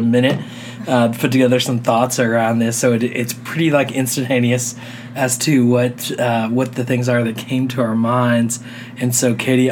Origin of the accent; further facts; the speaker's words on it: Texas, United States; moved away as an adult; Growing up in Texas, we were not used to the cold